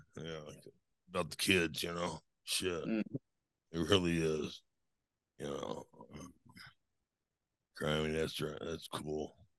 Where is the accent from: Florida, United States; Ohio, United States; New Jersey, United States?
Florida, United States; Eglin Air Force Base; born there; Yeah, I was born in Florida, Eglin Air Force Base, which is up on the Panhandle.